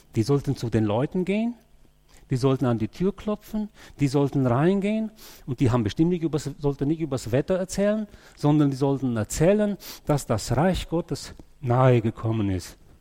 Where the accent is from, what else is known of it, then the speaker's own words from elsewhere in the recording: Germany; als Deutsche